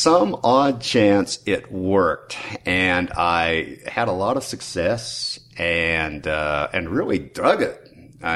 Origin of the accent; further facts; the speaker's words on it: Pittsburgh, Pennsylvania, United States; now in Richmond, United States; I was born in Pittsburgh in 1947. I grew up in the immediate area